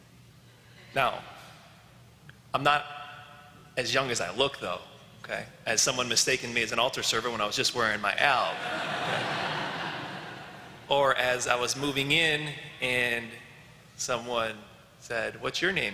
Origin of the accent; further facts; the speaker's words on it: Elwood, United States; I'm from Elwood, born and raised there.